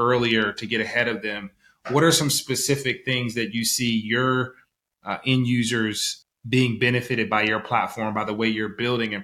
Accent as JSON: {"language": "English", "region": "the South", "country": "United States", "moved": "yes", "lives_now": "San Francisco Bay Area, United States", "said": "I'm from the South originally"}